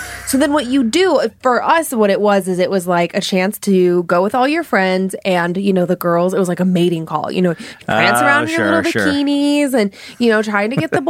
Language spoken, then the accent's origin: English; Ohio, United States; where I grew up in Ohio